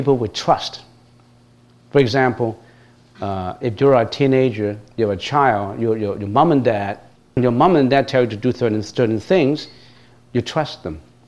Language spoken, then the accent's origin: English; Hong Kong; moved away; I was born in Hong Kong, was brought up in Hong Kong.